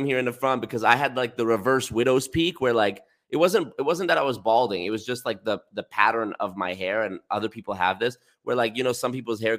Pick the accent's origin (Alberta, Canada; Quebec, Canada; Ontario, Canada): Alberta, Canada; I was born here.